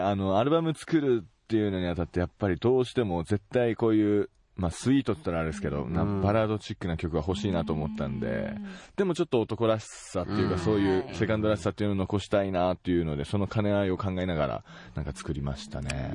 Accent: Tomakomai, Hokkaido, Japan; 自分の地元苫小牧

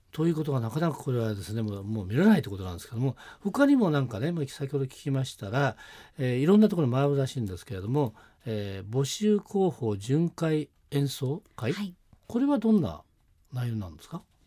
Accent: Nagano, Japan; 私の出身は長野県ですからね

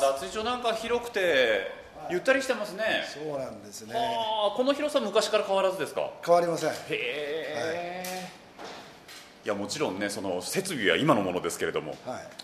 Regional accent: Hokkaido, Japan; 僕なんか北海道出身ですので

